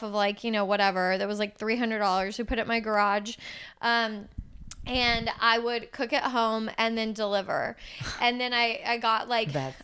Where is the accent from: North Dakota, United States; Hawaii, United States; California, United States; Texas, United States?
Texas, United States; Houston; I'm from Houston.